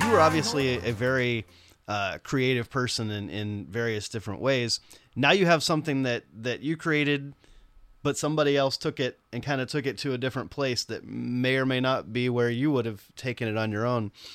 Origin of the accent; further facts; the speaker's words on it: Nashville, Tennessee, United States; I grew up in Nashville